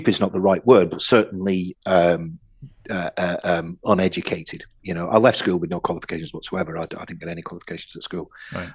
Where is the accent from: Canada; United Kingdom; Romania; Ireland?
United Kingdom; Oldham, North West England; also born or lived in Audenshaw; I grew up in Oldham. And then we moved to a place called Audenshaw